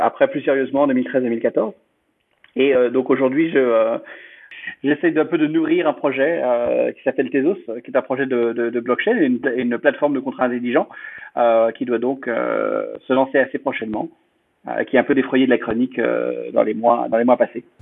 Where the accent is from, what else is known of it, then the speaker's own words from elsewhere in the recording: France; moved away as an adult; also born or lived in United States; je suis euh, français à l'origine. Euh, j'ai grandi, j'ai grandi en France, j'ai fait mes études ici, et puis bon, j'ai vécu aux États-Unis pendant depuis une douzaine d'années